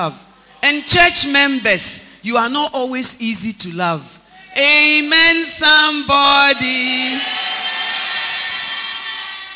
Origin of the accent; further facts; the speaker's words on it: Takoradi, Western Region, Ghana; moved away; also born or lived in Accra; I'm born, bred, and battered in Takoradi